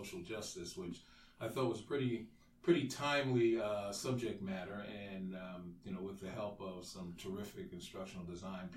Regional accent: New York City, New York, United States; moved away as an adult; also born or lived in Maryland; born and raised in New York City

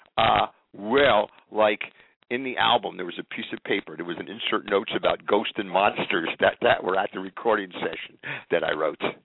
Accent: central New Jersey, United States; also born or lived in Inwood, New York City; I actually grew up in a place called Inwood until I was about seven or eight years old, and then I was transported to uh, central New Jersey

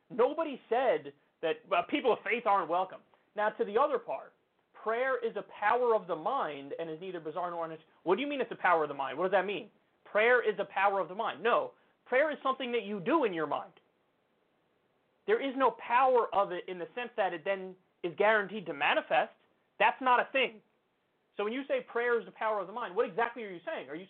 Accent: Texas, United States; I was born and raised in Texas. So I've seen it.

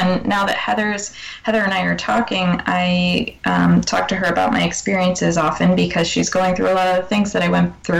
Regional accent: New York, United States; moved away as an adult; now in New Hampshire, United States; I lived in upstate New York for a while before I moved to New Hampshire, and I was pretty much, I am still a New Yorker.

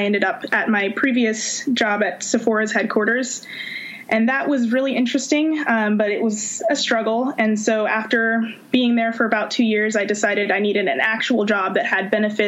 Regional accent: Oakland, California, United States; also born or lived in Virginia; I'm from Oakland, California

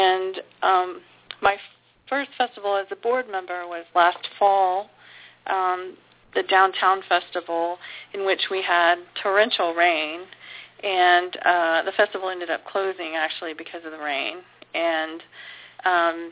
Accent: Houston, Texas, United States; I'm from Houston. I grew up here.

